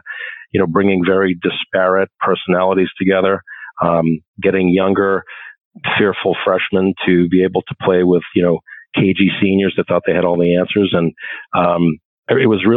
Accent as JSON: {"language": "English", "town": "Ipswich", "region": "Massachusetts", "country": "United States", "tie": "born or raised there", "said": "I was raised in Ipswich, Mass, beautiful little seaside community north of Boston"}